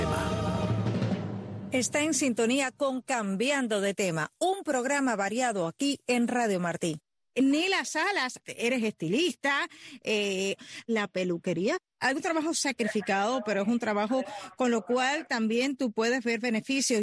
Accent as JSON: {"language": "Spanish", "country": "Cuba", "tie": "born or raised there", "said": "Como muchos de los que nacimos en lo que llamamos en Cuba el campo"}